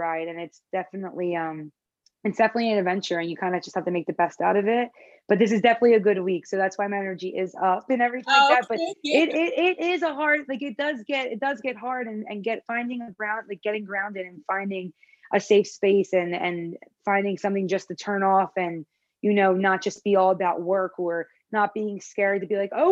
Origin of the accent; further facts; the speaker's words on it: Philadelphia, Pennsylvania, United States; accent: Philly; now in Los Angeles, United States; I had that Philly accent. I talk with my accent